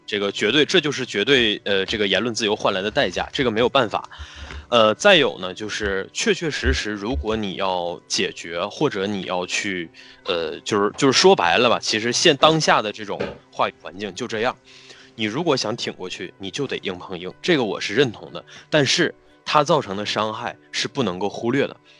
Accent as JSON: {"language": "Chinese", "region": "Northeast China", "country": "China", "accent": "Northeastern (Dongbei)", "said": "用我们东北话说"}